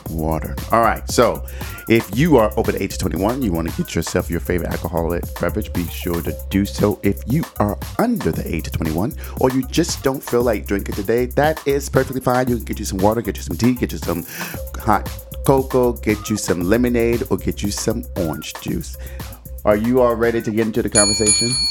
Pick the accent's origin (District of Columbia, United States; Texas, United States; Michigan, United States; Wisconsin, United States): Michigan, United States; Detroit; I did grow up in Detroit, which is predominantly African-American